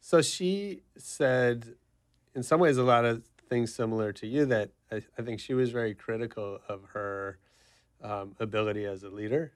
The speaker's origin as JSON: {"language": "English", "town": "San Francisco", "region": "California", "country": "United States", "tie": "born or raised there", "said": "I grew up in San Francisco, taking the city bus everywhere"}